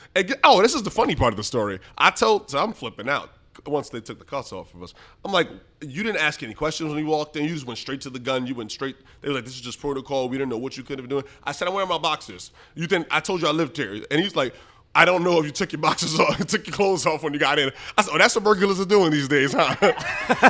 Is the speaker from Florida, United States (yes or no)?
no; New York City, New York, United States; I grew up in the Bronx, um, and we had a, like, large household, seven